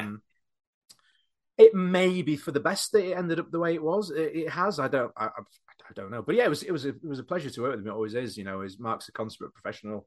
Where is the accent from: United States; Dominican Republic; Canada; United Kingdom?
United Kingdom; Doncaster, Yorkshire and the Humber; moved away as an adult; now in Knaresborough, United Kingdom; Not where I'm from, but the town that I live, uh, in Knaresborough. I grew up in Doncaster